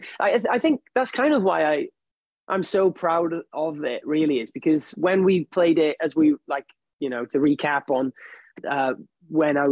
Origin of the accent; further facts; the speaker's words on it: United Kingdom; being British